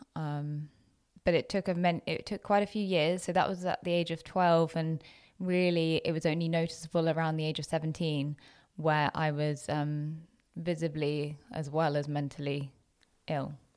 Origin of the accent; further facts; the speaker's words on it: Jersey; moved away as an adult; also born or lived in Loughborough, England / Leicester, England; I had been so used to being in my little bubble of Jersey, of really quite monocultural, to be honest.